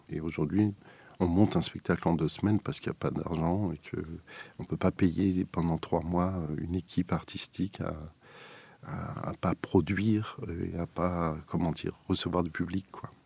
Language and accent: French; Strasbourg, Grand Est, France; j'étais natif de Strasbourg